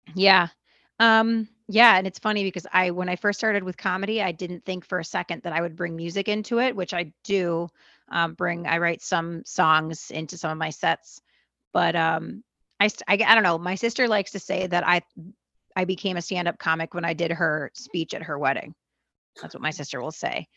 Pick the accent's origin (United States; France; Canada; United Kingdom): United States; Los Angeles, California; also born or lived in Argentina; I'm from where you're from